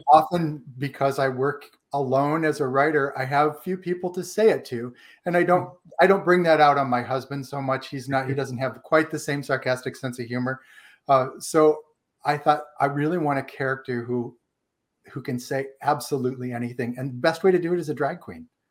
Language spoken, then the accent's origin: English; Ohio, United States; moved away as an adult; also born or lived in Washington, D.C.; I am from Ohio.